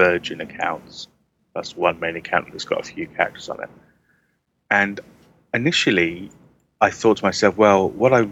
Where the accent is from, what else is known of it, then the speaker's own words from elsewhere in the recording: United Kingdom; I'm British.